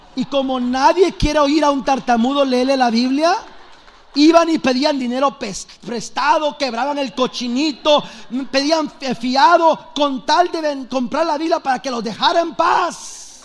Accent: Los Angeles, California, United States; also born or lived in El Salvador; Soy de Los Ángeles

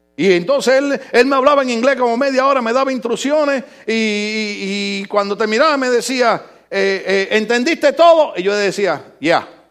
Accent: Puerto Rico; now in United States; mi Puerto, Rico

